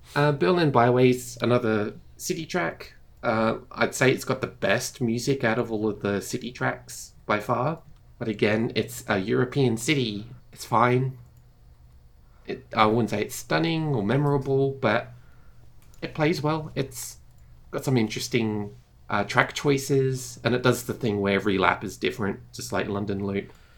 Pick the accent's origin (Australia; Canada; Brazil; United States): Australia; I'm from Australia, we don't have snow for Christmas.